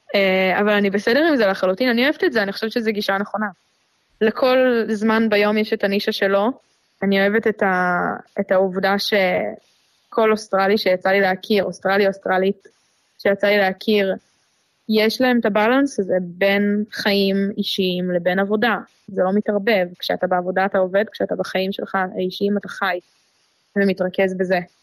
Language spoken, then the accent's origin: Hebrew; Tel Aviv, Tel Aviv District, Israel; moved away as an adult; also born or lived in Melbourne, Australia; now in Port Douglas, Australia; אני מגיעה מתל אביב, מהמרכז של המרכז, גדלתי שם מאז, מגיל אפס